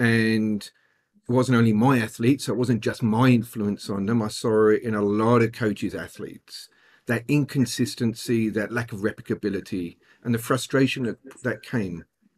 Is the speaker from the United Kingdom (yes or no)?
yes; England, United Kingdom; I'm very English when it comes to that.